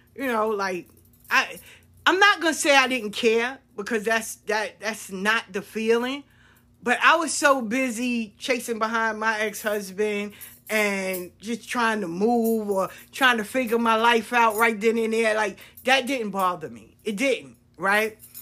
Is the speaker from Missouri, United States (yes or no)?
no; New York City, New York, United States; We grew up in South Jamaica. We went to Andrew Jackson High School